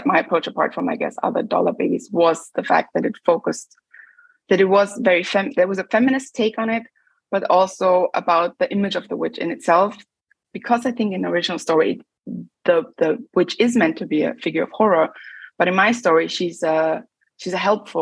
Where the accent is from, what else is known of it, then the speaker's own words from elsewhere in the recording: Linz, Upper Austria, Austria; moved away as an adult; also born or lived in London, United Kingdom; now in Berlin, Germany; I was growing up in Austria. It's quite a conservative country.